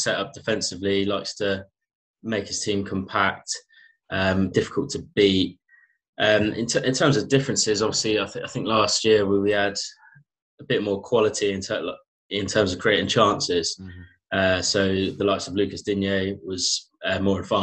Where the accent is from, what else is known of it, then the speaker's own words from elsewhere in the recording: Southampton, South East England, United Kingdom; I'm from Southampton in England, and come from sort of a split family, half from Liverpool, half from Southampton